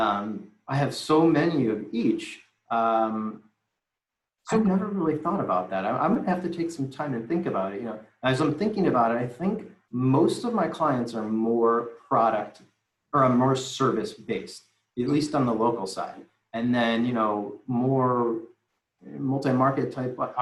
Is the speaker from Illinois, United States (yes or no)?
yes; Deerfield, Illinois, United States; I'm from Deerfield